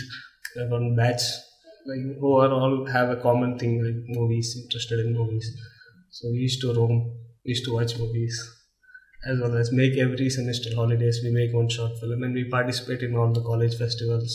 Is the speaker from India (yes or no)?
yes; Visakhapatnam, Andhra Pradesh, India; I grew up in Vizag